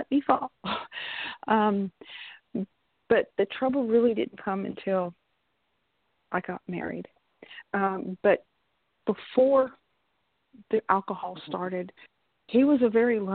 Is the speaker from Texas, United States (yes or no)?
yes; San Antonio, Texas, United States; also born or lived in South Carolina; I grew up in San Antonio, Texas